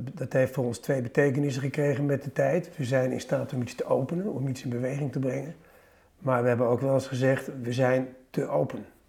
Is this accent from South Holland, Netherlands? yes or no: yes; The Hague, South Holland, Netherlands; Ik had mijn jeugd in Den Haag